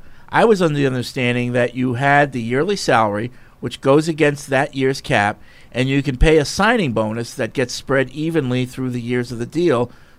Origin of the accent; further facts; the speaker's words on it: Canada; as a Canadian, I can confirm number 4 Bobby Orr is revered as an all-time great Canadian hockey player.